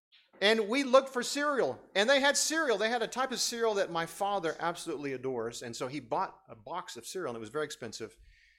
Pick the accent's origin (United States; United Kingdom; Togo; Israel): Togo; Lomé, Maritime; I grew up in West Africa, and I've told you this many times where I grew up. Grew up in a city now called Lomé, Togo. In West Africa, it's a small country.